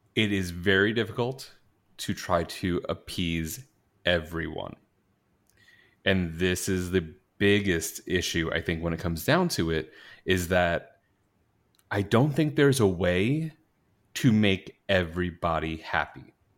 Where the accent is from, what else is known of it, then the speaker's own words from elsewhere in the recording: New York, United States; moved away; I grew up in New York